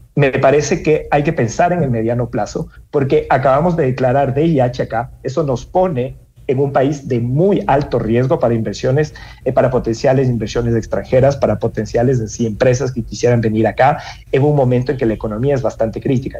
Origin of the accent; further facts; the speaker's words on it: Ecuador; como ecuatorianos